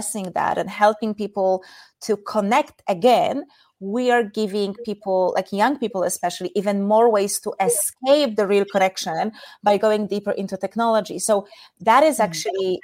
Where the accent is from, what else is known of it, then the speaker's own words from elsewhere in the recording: Poland; moved away as an adult; also born or lived in Asia; In case anyone is wondering about my weird accent, I'm from Poland.